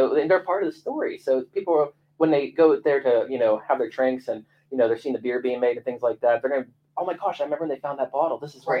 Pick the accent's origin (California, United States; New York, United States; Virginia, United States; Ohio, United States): Ohio, United States; East Liverpool; I grew up down in Liverpool my whole life, and everyone had a boat.